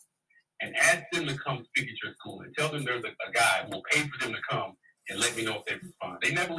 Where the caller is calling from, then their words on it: Dallas, Texas, United States; This is … from Dallas.